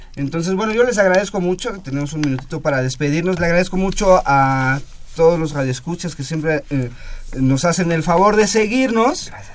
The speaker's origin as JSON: {"language": "Spanish", "country": "Mexico"}